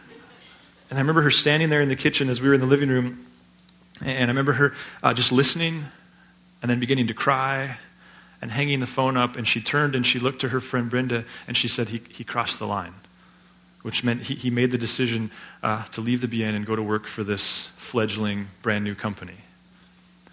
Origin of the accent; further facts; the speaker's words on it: Laurel, Montana, United States; I grew up in Laurel